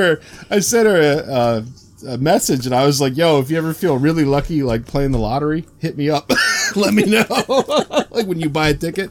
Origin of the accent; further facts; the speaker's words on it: Maryland, United States; moved away; I grew up in Maryland, so anytime I go home to Maryland to visit people down there